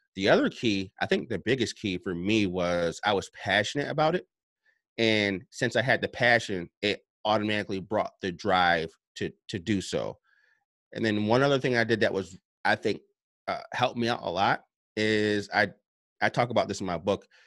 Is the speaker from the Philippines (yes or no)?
no; upstate New York, United States; I'm from New York, uh, upstate New York.